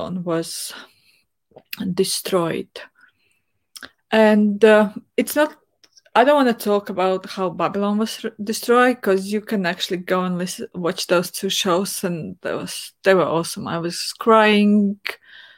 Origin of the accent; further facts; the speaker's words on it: Latvia; I grew up in Soviet Union, where going to church wasn't really way of life, at least not in my family